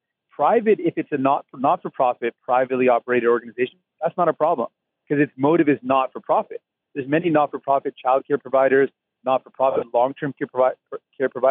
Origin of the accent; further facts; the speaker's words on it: Windsor, Ontario, Canada; moved away; when I was growing up in Windsor